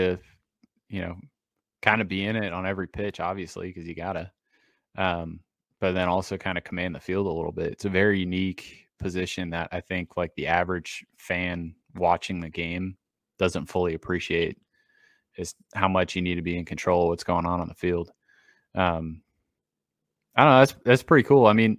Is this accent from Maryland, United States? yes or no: no; Massachusetts, United States; So I grew up in Massachusetts. So I grew up going to Fenway, going to Red Sox games.